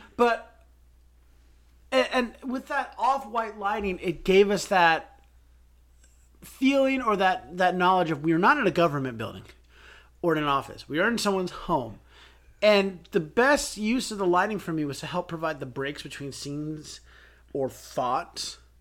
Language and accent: English; United States; growing up in America